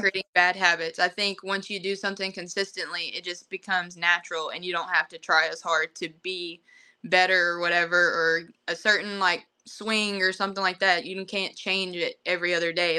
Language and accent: English; Broken Bow, Oklahoma, United States; I'm from Broken Bow, Oklahoma